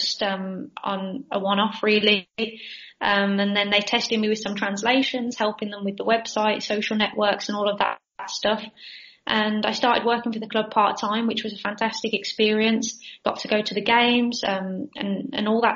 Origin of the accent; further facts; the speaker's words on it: England, United Kingdom; moved away as an adult; now in Spain; I'm from England as well, as you can hear from the accent. But I actually came here in the summer of 2014